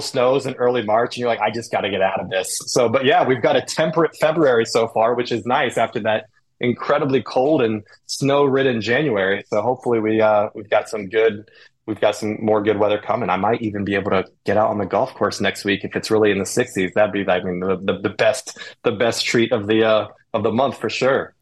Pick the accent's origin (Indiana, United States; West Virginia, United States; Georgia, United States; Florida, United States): Indiana, United States; Indianapolis; also born or lived in the South (US); now in Cleveland, United States; I grew up in Indy